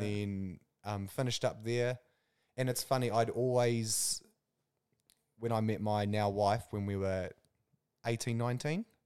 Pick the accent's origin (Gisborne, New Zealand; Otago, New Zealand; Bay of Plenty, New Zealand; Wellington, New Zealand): Wellington, New Zealand; Kapiti Coast; born and bred in the Kapiti Coast.